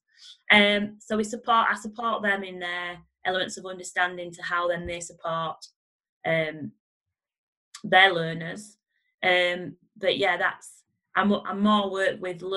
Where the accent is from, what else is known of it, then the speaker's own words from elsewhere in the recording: Barnsley, Yorkshire and the Humber, United Kingdom; I'm from Barnsley